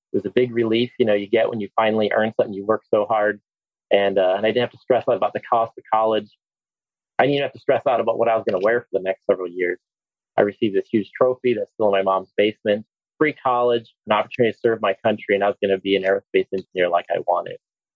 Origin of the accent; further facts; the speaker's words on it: Hammond, Indiana, United States; also born or lived in East Chicago, Indiana / Huntsville, Alabama; now in Alabama, United States; I was born in East Chicago, Indiana. But really grew up in Hammond